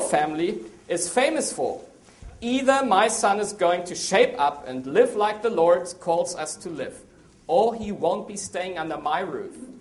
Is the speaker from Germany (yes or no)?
yes; Germany; also born or lived in South America / Asia; now in Maryland, United States; Well, I'm from Germany. Strange name, strange accent